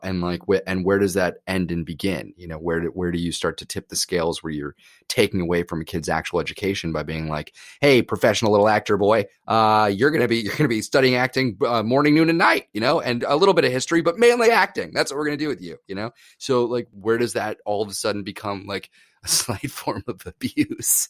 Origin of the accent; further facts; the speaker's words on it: New York, United States; when I grew up in New York acting a ton